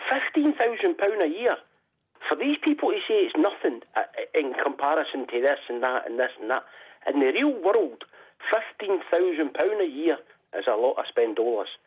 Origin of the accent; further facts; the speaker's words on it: Glasgow, Scotland, United Kingdom; I'm a Glaswegian, I'm working class, I come from the tenements, I'm poor, I'm uneducated